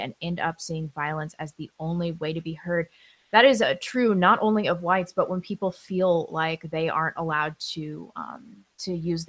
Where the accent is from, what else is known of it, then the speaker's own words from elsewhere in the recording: Missouri, United States; I grew up in Missouri